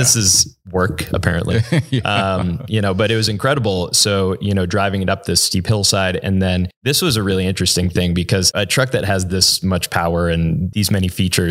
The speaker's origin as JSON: {"language": "English", "region": "Northeast", "country": "United States", "tie": "born or raised there", "said": "I grew up on the East Coast, so in the Northeast."}